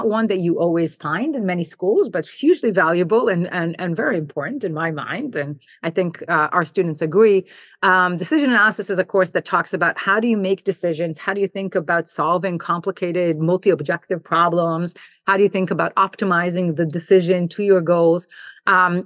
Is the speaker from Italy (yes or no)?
no; Jerusalem, Jerusalem District, Israel; moved away as an adult; also born or lived in New Jersey / New York / Buffalo; I grew up in Jerusalem and spent my childhood there, served in the IDF and then did my engineering undergrad in Israel